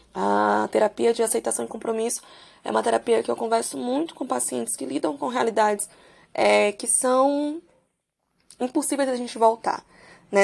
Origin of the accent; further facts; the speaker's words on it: São Luís, Maranhão, Brazil; eu sou de São Luís do Maranhão, por aqui